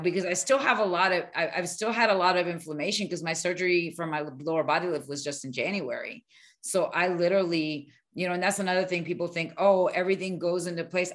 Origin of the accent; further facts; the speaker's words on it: Miami, Florida, United States; moved away; also born or lived in Arizona / New Mexico; I grew up in Miami